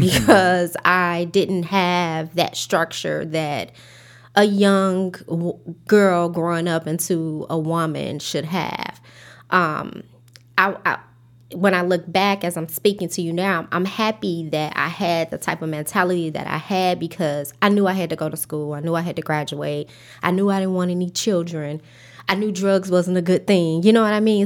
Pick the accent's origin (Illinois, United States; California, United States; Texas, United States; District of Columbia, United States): Illinois, United States; Chicago; I grew up in Inglewood, South Side of Chicago